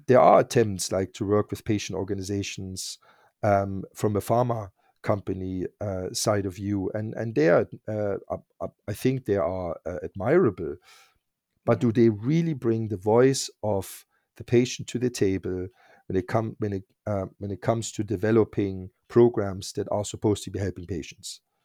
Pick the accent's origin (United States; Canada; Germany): Germany; East Germany; English is a second language; moved away as an adult; also born or lived in Berlin; now in United Kingdom; I grew up in East Germany